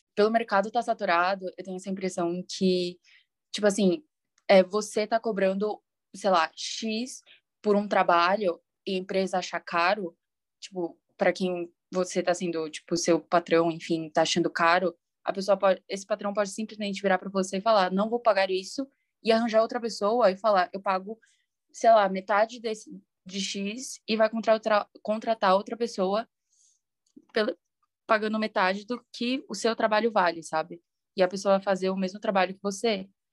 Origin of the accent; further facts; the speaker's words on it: São Paulo, Brazil; eu também sou de São Paulo